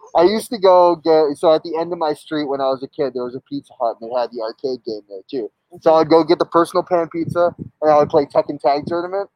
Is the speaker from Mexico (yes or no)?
yes; Mexico; moved away; I grew up drinking Coca-Cola, like, and in Mexico, like I was born in Mexico, my family's all in Mexico